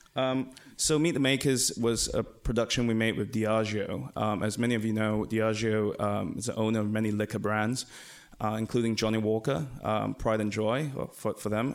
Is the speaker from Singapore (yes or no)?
yes; Singapore; we come from Asia, uh, from Singapore